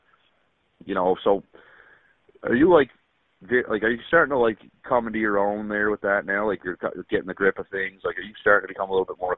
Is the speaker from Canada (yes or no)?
yes; Cape Breton, Nova Scotia, Canada; I'm from Cape Breton